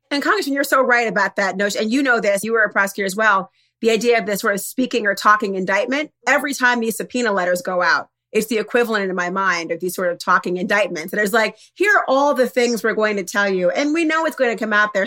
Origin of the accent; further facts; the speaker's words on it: Minnesota, United States; I'm from Minnesota